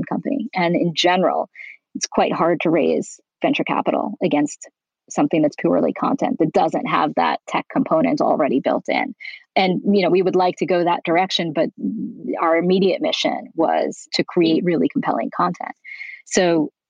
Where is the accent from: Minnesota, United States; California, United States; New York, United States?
New York, United States; moved away as an adult; now in Beverly Hills, United States; I'm originally from New York